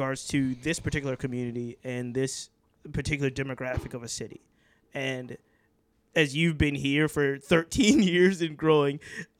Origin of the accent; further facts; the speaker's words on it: Richmond, Virginia, United States; it wasn't a badge of honor to say I was from Richmond, Virginia.